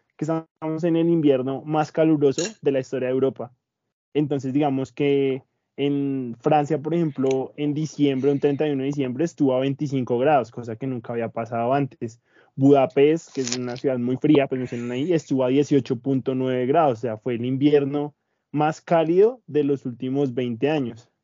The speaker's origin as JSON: {"language": "Spanish", "country": "Colombia", "said": "nosotros como colombianos"}